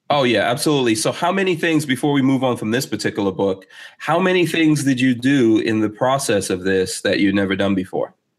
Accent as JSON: {"language": "English", "town": "New York City", "region": "New York", "country": "United States", "tie": "born or raised there", "moved": "as an adult", "lives_now": "Gainesville, United States", "said": "I'm from Far Rockaway, New York"}